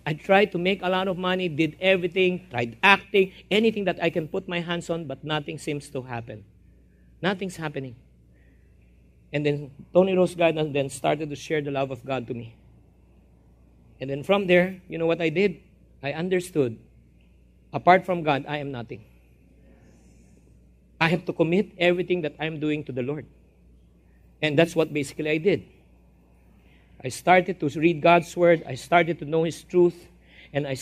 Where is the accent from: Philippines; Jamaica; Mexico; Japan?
Philippines; I'm a Filipino-Chinese